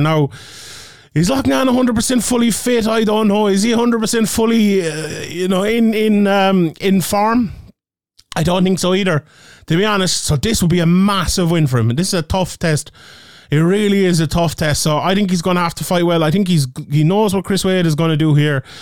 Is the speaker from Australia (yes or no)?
no; Ireland; I'm Irish